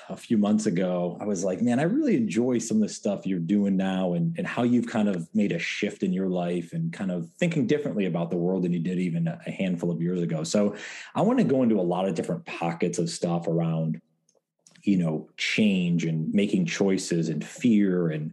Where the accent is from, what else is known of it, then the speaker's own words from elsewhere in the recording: Endicott, New York, United States; IBM originated in my hometown of Endicott, New York.